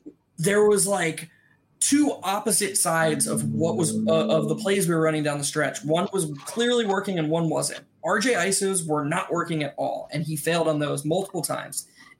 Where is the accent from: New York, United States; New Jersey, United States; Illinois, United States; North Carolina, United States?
North Carolina, United States; Chapel Hill; I was born in Chapel Hill.